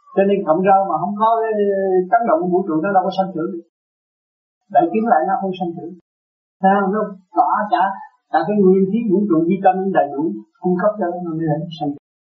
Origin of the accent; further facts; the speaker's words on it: Vietnam; mình người Việt Nam